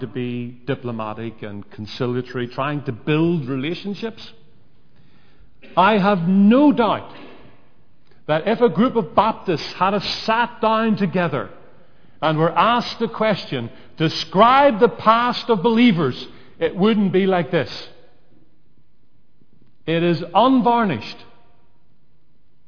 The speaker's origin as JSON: {"language": "English", "region": "Northern Ireland", "country": "United Kingdom", "said": "I came from Northern Ireland"}